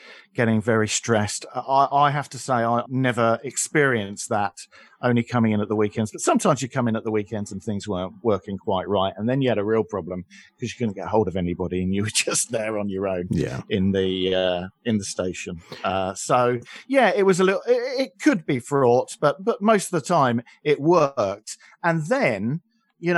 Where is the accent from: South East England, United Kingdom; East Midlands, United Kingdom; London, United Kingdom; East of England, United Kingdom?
South East England, United Kingdom; Aylesbury; I was broadcasting in my hometown